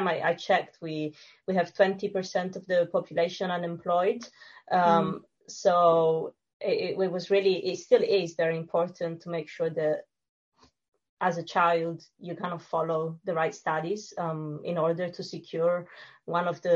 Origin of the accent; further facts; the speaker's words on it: Sicily, Italy; English is a second language; moved away as an adult; now in London, United Kingdom; I'm from Sicily and I grew up in a very small village by the beach.